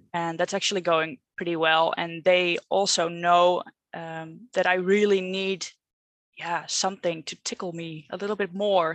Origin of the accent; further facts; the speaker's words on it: Netherlands; English is a second language; I'm not English, maybe you can hear that, but I'm Dutch